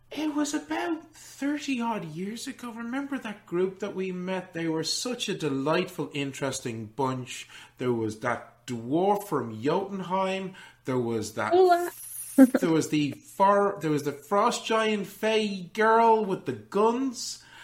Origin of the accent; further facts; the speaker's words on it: Orléans, Centre-Val de Loire, France; Well, my sisters and I, I am from Orléans.